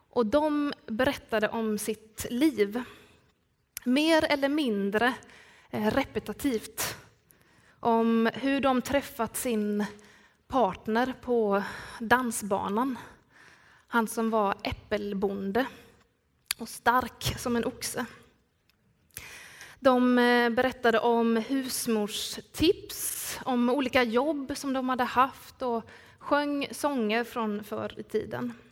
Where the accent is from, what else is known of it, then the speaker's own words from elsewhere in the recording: Skillinge, Skåne, Sweden; accent: Skåne; Ett par, tre somrar så jobbade jag på äldreboendet Ankaret nere i min hemby Skillinge.